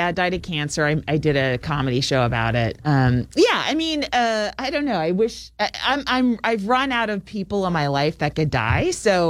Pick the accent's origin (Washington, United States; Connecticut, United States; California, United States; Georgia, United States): California, United States; San Francisco; San Francisco is my hometown.